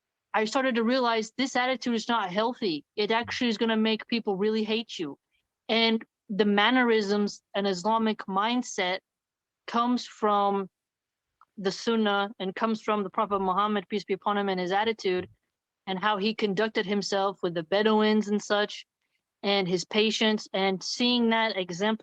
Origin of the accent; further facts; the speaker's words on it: Philadelphia, Pennsylvania, United States; growing up in the hood and growing up in Philadelphia, growing up in very violent areas